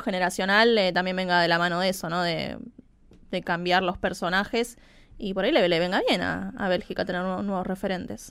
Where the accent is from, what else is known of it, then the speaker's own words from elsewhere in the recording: Argentina; nuestro país